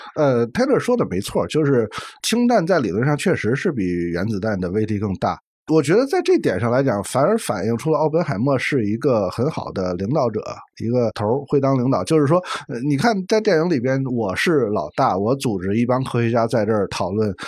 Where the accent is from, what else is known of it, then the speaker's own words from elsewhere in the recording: China; 我们中国人